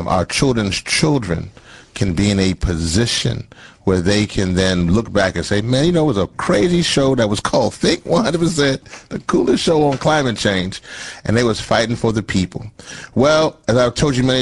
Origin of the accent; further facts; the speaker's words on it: Louisiana, United States; my parents are both from the island of Trinidad, but I was born in Louisiana.